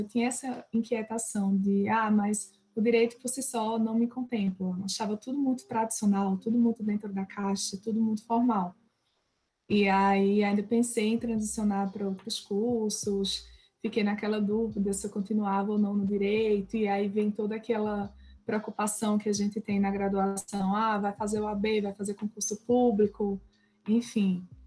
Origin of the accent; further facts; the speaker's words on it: Bonito, Pernambuco, Brazil; moved away as an adult; also born or lived in Caruaru / Recife; eu sou pernambucana, sou de Bonito, do interior, não nasci na capital, apesar de muita gente achar que eu estudei lá. É, passei minha vida inteira em Bonito